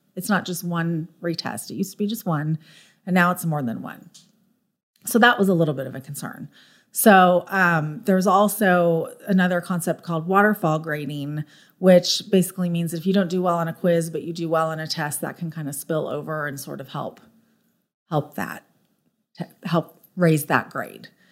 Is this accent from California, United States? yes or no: yes; Orange County, California, United States; moved away as an adult; also born or lived in San Diego, United States; now in Frisco, United States; I lived in Southern California my whole life. I grew up in Orange County, went to school in San Diego